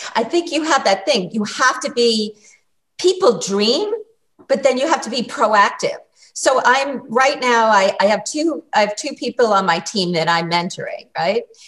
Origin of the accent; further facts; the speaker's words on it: Massachusetts, United States; now in New York City, United States; I grew up in Massachusetts